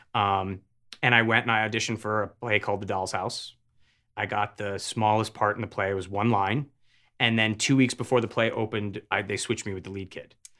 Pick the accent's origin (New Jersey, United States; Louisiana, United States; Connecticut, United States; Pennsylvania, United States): Connecticut, United States; Avon; born or raised there; also born or lived in Hartford, Connecticut